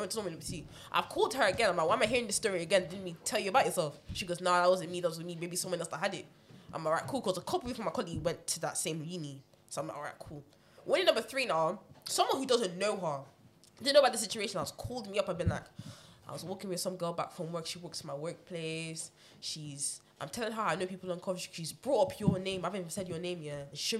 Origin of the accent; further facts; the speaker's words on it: Nigeria; I'm Nigerian. You can't have me growing up in Hollywood and keep testing me like that.